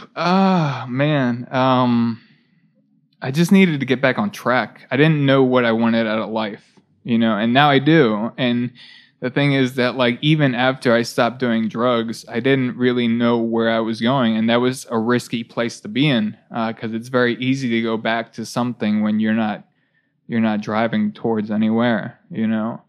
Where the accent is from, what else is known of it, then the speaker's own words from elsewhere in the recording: near Baltimore, Maryland, United States; i grew up in Balt- uh, near baltimore